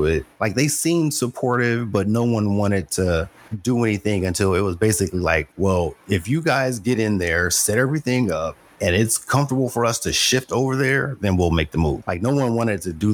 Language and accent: English; Los Angeles, California, United States; I grew up in Los Angeles.